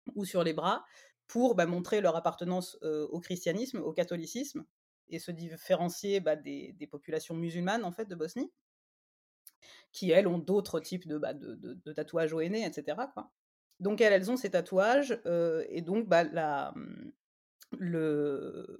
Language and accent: French; Martigues, Provence-Alpes-Côte d'Azur, France; moved away as an adult; also born or lived in Marseille; je suis originaire de Marseille enfin de Martigues à côté